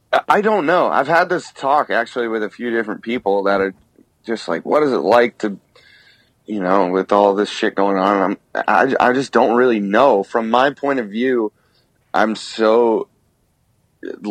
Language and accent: English; United States; as an American band